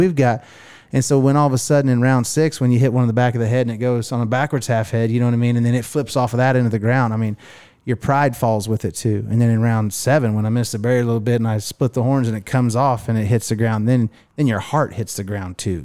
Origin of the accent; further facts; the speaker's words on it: Miami, Oklahoma, United States; some broke kid growing up in Miami, Oklahoma